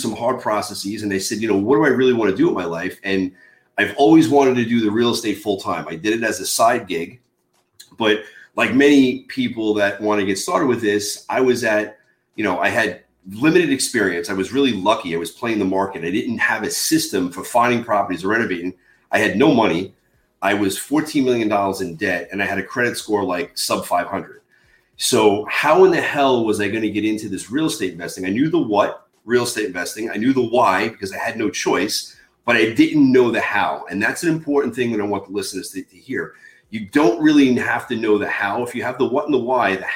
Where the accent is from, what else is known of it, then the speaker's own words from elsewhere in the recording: Long Island, New York, United States; born and raised in Long Island, New York